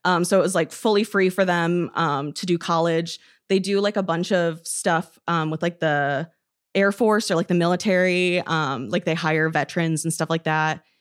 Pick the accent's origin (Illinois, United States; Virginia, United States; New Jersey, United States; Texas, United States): Illinois, United States; Roscoe; moved away; also born or lived in Madison; I'm from Roscoe, Illinois, which is, like, a small town